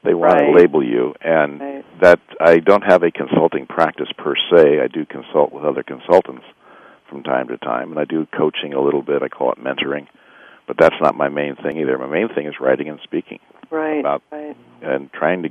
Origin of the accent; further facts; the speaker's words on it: Bay Area, California, United States; I've been here all my life. I was born here in the Bay Area